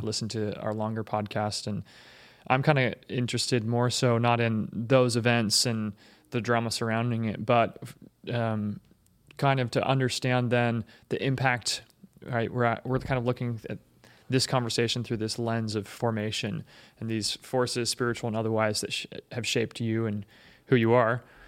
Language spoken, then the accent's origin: English; Seattle, Washington, United States; I grew up in Seattle, which is progressive